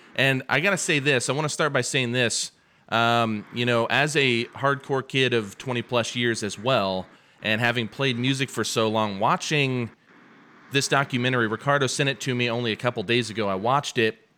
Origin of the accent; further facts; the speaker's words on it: Muncie, Indiana, United States; now in Lafayette, United States; I'm from Muncie, Indiana, which is 2 hours away from Lafayette, where I live now.